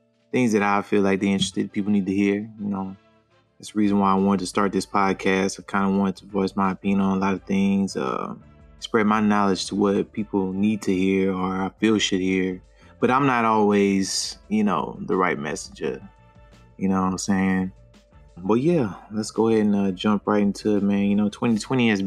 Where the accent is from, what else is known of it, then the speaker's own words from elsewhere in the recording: Louisiana, United States; now in Texas, United States; I'm from Louisiana